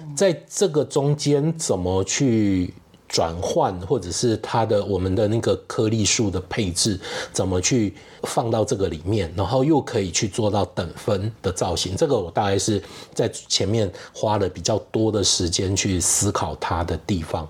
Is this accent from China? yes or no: no; Kaohsiung, Taiwan; moved away as an adult; now in Taipei, Taiwan; 因为我是高雄人， 好，那那时候也是毕业以后找工作的关系，然后就来到了台北，然后就一直住在台北